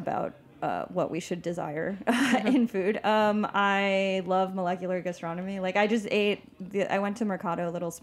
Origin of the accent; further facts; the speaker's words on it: Long Island, New York, United States; I come from Long Island